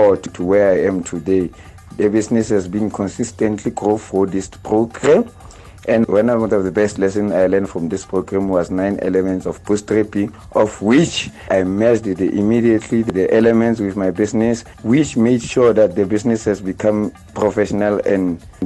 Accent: Phuthaditjhaba, Eastern Free State, South Africa; I'm from Putelichaba in Eastern Free State.

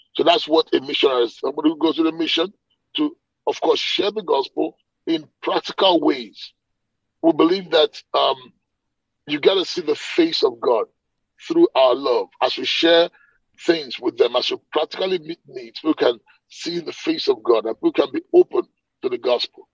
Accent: Nigeria; moved away as an adult; now in Atlanta, United States; I'm a Nigerian by birth. Okay, I grew up in Nigeria, but I've left Nigeria.

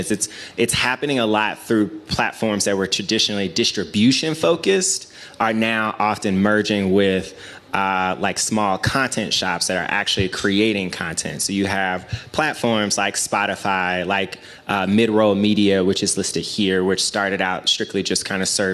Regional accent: Memphis, Tennessee, United States; I'm from Memphis, Tennessee in America

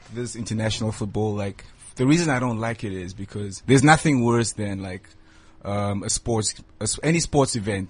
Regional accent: Namibia; I'm from Namibia

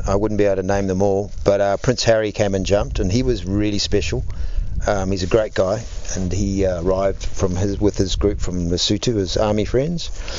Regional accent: New Zealand; now in South Africa; I have to be honest, I've lived more in South Africa than I lived in New Zealand

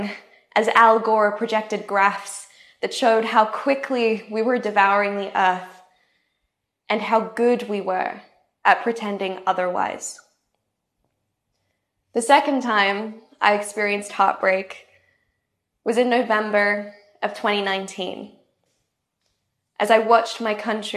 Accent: tropical North Queensland, Australia; I grew up in Australia's tropical North Queensland

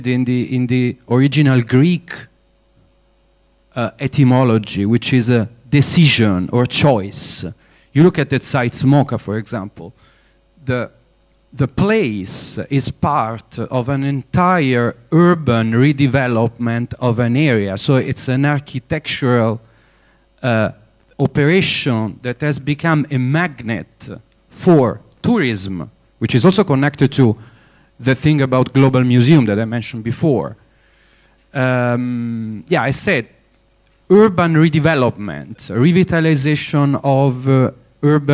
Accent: Rome, Lazio, Italy; now in Pretoria, South Africa; I'm from Rome

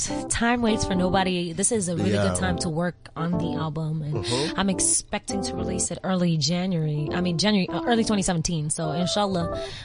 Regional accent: Arusha, Tanzania; also born or lived in New York / Paris / Nairobi; You know, I grew up in New York and I grew up in Paris and I grew up in Arusha and I grew up in Nairobi.

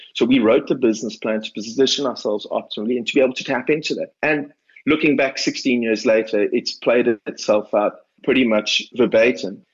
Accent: Cape Town, Western Cape, South Africa; It was in a suburb where I grew up in Cape Town called Edgemead in uh, Cape Town's northern suburbs

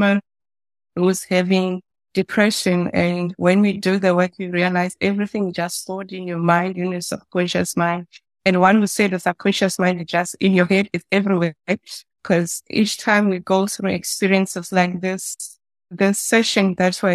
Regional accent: Soweto, Gauteng, South Africa; I was born in Soweto.

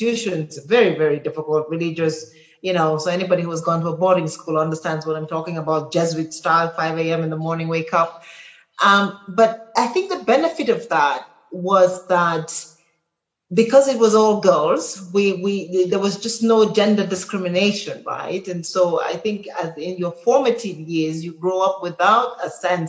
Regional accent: Cameroon; moved away; also born or lived in Kenya; I come from Cameroon, and I was fortunate enough to have parents who made me sort of travel the breadth of my country, so I know every part of it

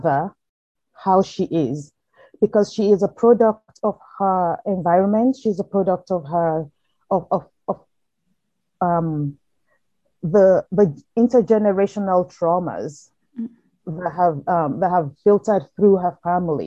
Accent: Nigeria; moved away as an adult; also born or lived in United Kingdom; now in United States; I grew up in Nigeria till I was in my early 20s before going to the UK to study law and then eventually moving to the US.

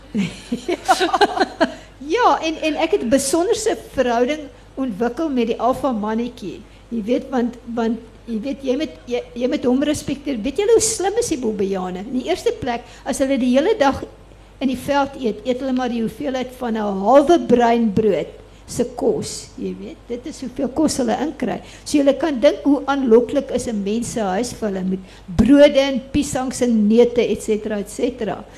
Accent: Durban, KwaZulu-Natal, South Africa; ek is toevallig op die Durbanstrandfront gebore, maar in die Addington Hospitaal

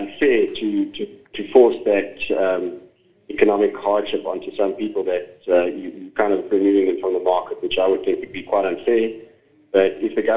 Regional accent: South Africa; I'm a South African

